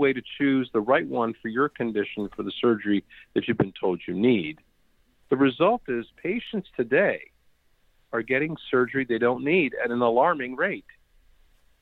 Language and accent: English; Washington, District of Columbia, United States; also born or lived in India; I grew up in the Washington, D.C. area